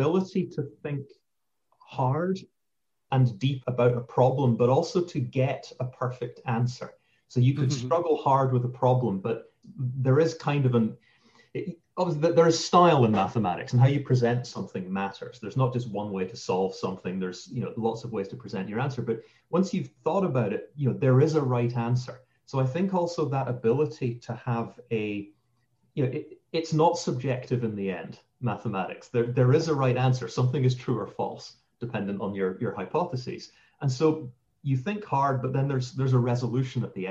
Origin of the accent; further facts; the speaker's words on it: St Andrews, Scotland, United Kingdom; moved away as an adult; now in United States; I grew up in St. Andrews, Scotland